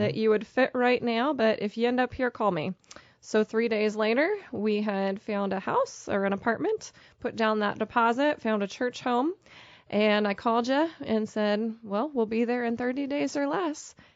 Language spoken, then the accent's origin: English; Pennsylvania, United States; moved away as an adult; also born or lived in Pittsburgh, Pennsylvania; now in Topeka, United States; I grew up in Pennsylvania and spent most of my adult life in the Pittsburgh, Pennsylvania area